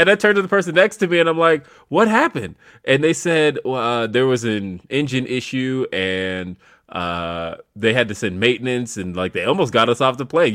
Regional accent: California, United States; now in Colorado, United States; I'm originally from California. That's my home

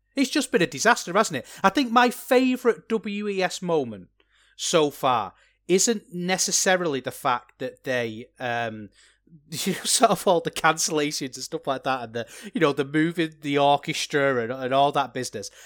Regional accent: England, United Kingdom; As an Englishman myself

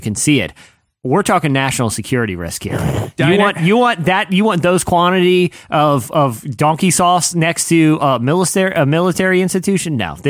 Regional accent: Virginia Beach, Virginia, United States; born or raised there

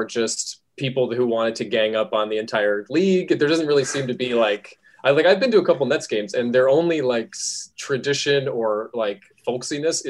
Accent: Schenectady, New York, United States; I grew up in upstate New York. I grew up in Schenectady, New York.

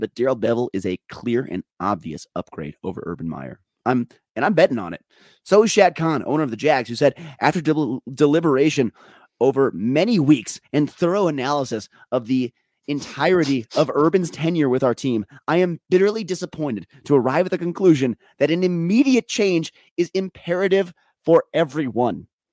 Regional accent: Minnesota, United States; also born or lived in Colorado; I'm too Minnesotan

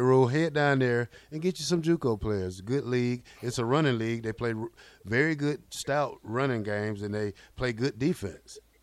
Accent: Fort Valley / Albany State area, Georgia, United States; they play down there in my hometown

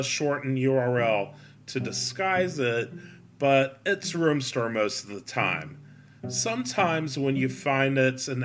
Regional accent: Raleigh, North Carolina, United States; moved away as an adult; now in Charlotte, United States; I grew up in Raleigh

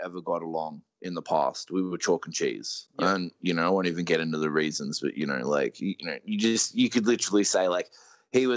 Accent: Australia

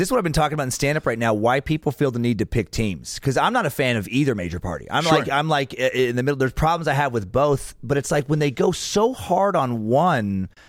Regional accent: Idaho, United States; because I'm from Idaho and have the look I have

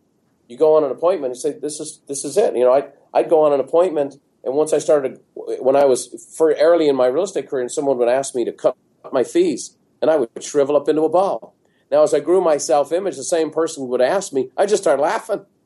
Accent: Dublin, Leinster, Ireland; moved away as an adult; now in San Diego, United States; growing up in Ireland

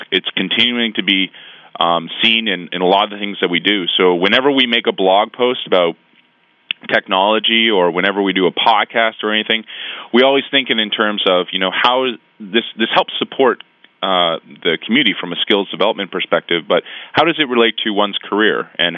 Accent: Canada; I am a Canadian. I do love my country

